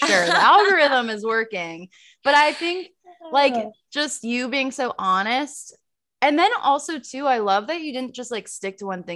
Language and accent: English; Naples, Florida, United States; moved away as an adult; also born or lived in Charleston, South Carolina; now in Madison, Wisconsin, United States; I'm from Naples. We grew up in the same town, went to the same college, but then didn't really meet until we got jobs together in our hometown after college